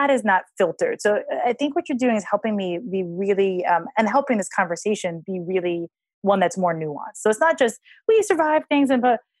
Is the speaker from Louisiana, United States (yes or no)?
no; Hawaii, United States; I grew up in Hawaii.